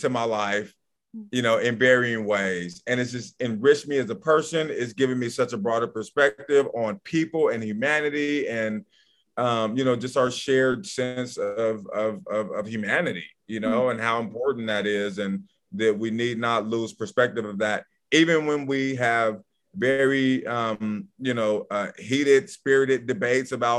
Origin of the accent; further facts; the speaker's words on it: Portland, Oregon, United States; I grew up in Northeast Portland